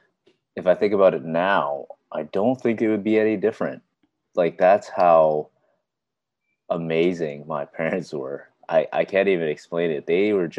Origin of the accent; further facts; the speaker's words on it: Richmond Hill, Ontario, Canada; I was born and raised in Toronto, actually Richmond Hill to be particular.